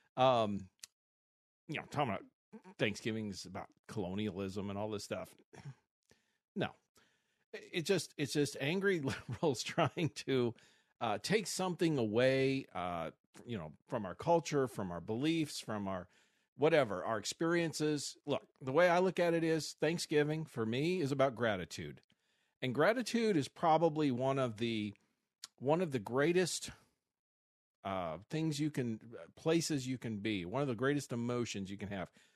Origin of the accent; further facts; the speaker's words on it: Missouri, United States; now in Arizona, United States; I grew up in Missouri